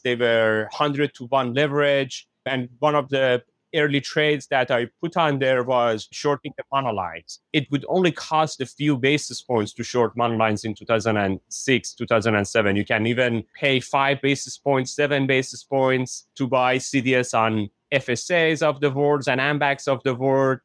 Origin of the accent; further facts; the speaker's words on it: Iran; moved away as an adult; now in United States; I was born and raised in Iran. I came to United States in two thousand one.